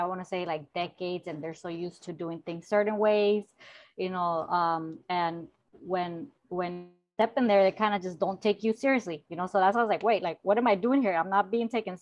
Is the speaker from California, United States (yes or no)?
yes; Los Angeles, California, United States; I was raised in South Central Los Angeles